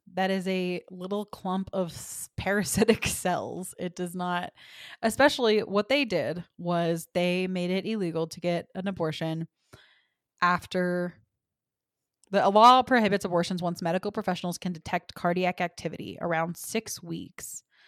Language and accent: English; Texas, United States; moved away; I am from Texas